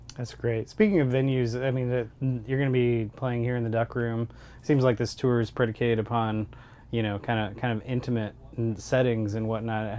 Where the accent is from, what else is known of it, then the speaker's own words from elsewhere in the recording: Columbia, Missouri, United States; We're from Columbia